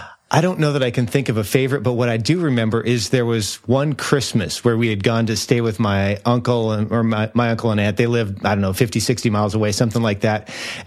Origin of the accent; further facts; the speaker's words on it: Jamestown, North Dakota, United States; also born or lived in Hazen, North Dakota; in Hazen, North Dakota, which is a little town that's barely on the map, but I spent most of my time growing up in Jamestown, North Dakota